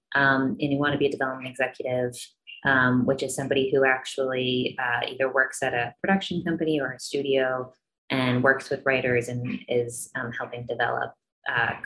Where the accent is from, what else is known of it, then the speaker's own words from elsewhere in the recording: Chicago, Illinois, United States; moved away as an adult; also born or lived in Los Angeles, California; I grew up in Chicago, and coming out to California